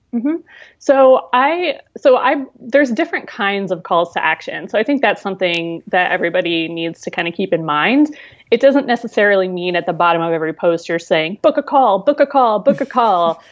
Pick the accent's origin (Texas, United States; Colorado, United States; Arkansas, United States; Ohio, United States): Ohio, United States; near Columbus; moved away as an adult; also born or lived in Seattle, Washington; Now I'm in Columbus, Ohio, which is this is my home state and near where I grew up